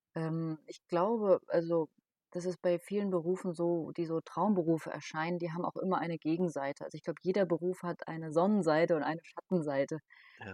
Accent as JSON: {"language": "German", "town": "Darmstadt", "region": "Hesse", "country": "Germany", "said": "ich komme aus Darmstadt"}